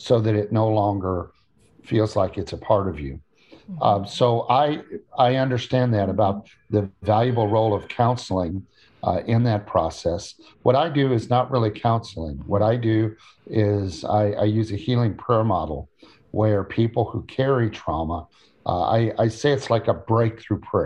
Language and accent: English; Illinois, United States; So I grew up in Illinois among cornfields and soybean fields.